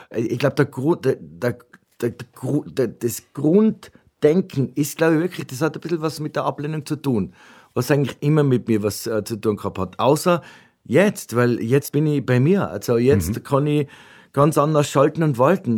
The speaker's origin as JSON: {"language": "German", "town": "Ötz", "region": "Tyrol", "country": "Austria", "said": "meine Mutter äh, äh mich besucht hat, äh, äh bei uns in Ötz"}